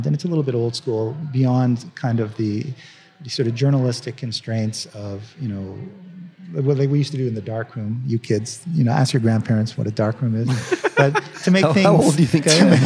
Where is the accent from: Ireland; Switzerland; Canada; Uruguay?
Canada; now in United States; I'm a Canadian, now I'm a proud American, but, I started out, I was a Canadian back then